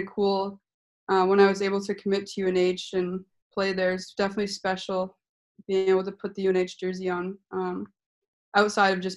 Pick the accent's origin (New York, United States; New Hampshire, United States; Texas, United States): New Hampshire, United States; Rochester; I started playing in my hometown Rochester